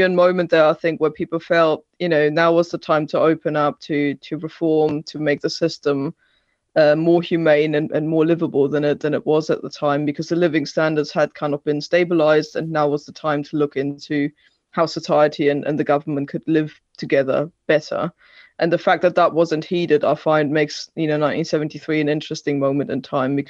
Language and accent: English; Germany; also born or lived in Britain; now in United Kingdom; I grew up in East Germany